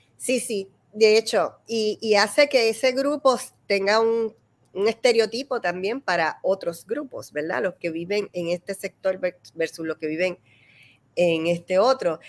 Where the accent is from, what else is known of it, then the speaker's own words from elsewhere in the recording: Puerto Rico; somos los puertorriqueños